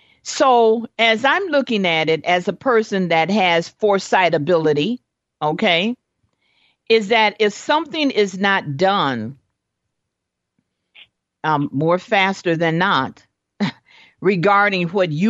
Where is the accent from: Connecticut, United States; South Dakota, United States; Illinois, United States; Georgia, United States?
Illinois, United States; Chicago; me and my siblings, we grew up in Chicago